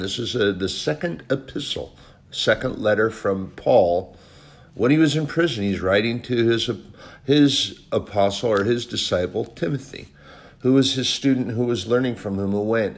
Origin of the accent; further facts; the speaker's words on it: United States; as an American, a veteran, a patriot